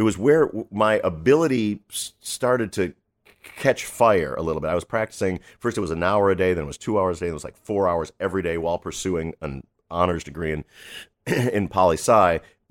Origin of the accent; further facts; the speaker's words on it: New York City, New York, United States; born there; And that's why I was born in New York City.